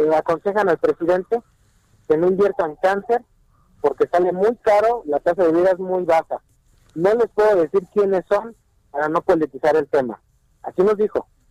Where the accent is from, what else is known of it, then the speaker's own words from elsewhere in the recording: Mexico; nosotros tenemos como mexicanos